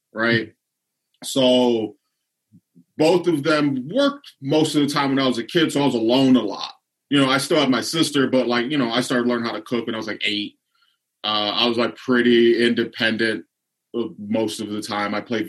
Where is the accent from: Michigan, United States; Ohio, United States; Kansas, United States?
Ohio, United States; Lorain; So Lorain used a big steel yard, shipyard, auto industry. So like my dad used to work at the steel mill when I was a kid.